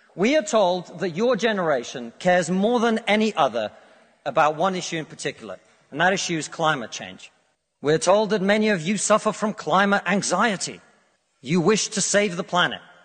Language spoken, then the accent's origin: English; Russia; now in United Kingdom; I come from Russia